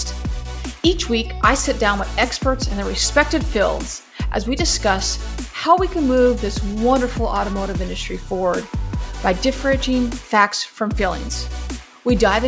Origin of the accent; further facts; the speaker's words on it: Idaho Falls, Idaho, United States; now in Chicago, United States; But I was born in Idaho, and where I grew up was in Idaho Falls.